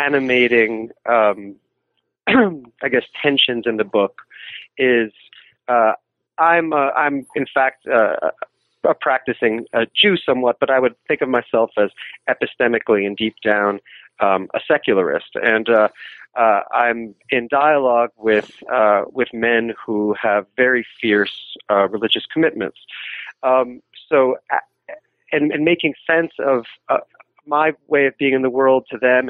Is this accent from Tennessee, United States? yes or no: no; New York City, New York, United States; I'm from New York City